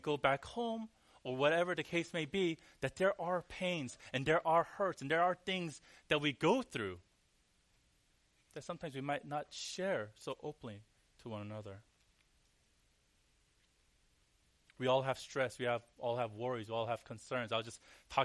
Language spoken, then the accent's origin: English; Cerritos, California, United States; now in New York, United States; David actually lived where I grew up for a little bit, and his wife, the small town called Cerritos. In the LA area